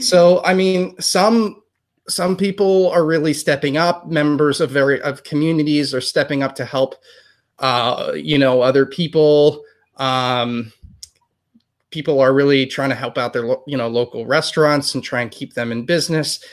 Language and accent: English; United States; we are from the United States